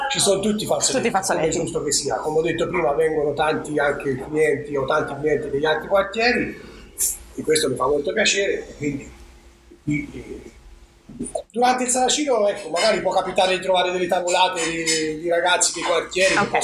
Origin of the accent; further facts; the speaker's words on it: Arezzo, Tuscany, Italy; tutti sanno che io sono di Colcitrone